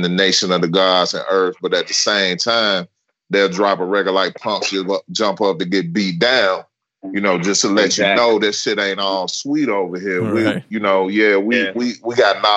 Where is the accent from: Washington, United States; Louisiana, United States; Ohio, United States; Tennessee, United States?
Tennessee, United States; Memphis; I'm from Memphis